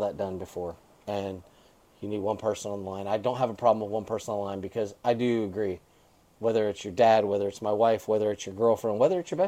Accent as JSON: {"language": "English", "region": "Florida", "country": "United States", "said": "The reason FTR is my series is because it's my home state"}